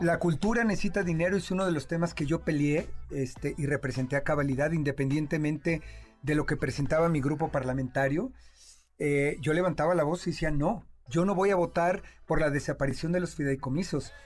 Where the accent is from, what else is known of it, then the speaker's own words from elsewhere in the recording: Mexico; como mexicano